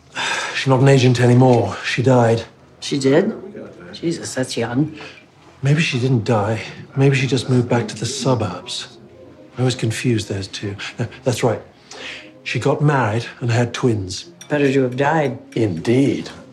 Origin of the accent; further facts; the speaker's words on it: Eswatini; where I grew up in Swaziland